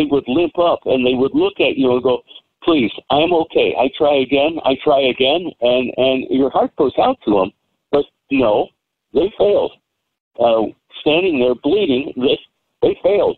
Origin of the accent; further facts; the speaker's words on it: United States; I'm an American police officer